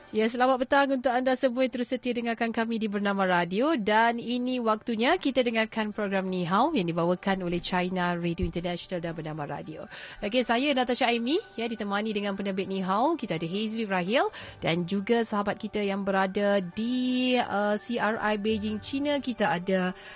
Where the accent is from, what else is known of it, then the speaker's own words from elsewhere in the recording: Malaysia; kita masing-masing sebagai rakyat Malaysia